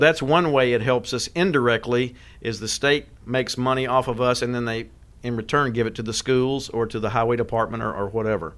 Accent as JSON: {"language": "English", "region": "West Tennessee", "country": "United States", "tie": "born or raised there", "moved": "yes", "lives_now": "Sumner County, Tennessee, United States", "said": "I grew up in West Tennessee"}